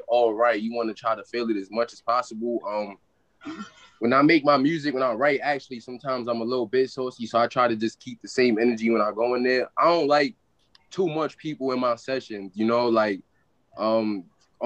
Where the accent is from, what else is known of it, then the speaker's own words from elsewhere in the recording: New York City, New York, United States; also born or lived in Bedford-Stuyvesant, Brooklyn; I was raised in Bed-Stuy. My first couple years, house burnt down, moved in with family out there, and I moved to East New York when I was about 7, 8. So yeah, definitely New York all my life.